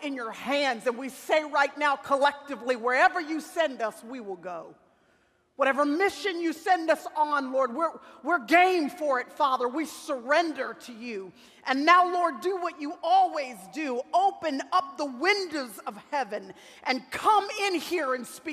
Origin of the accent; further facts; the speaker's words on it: Dallas, Texas, United States; in Dallas, Texas, which is where I still live, and where I was born and raised in Dallas, Texas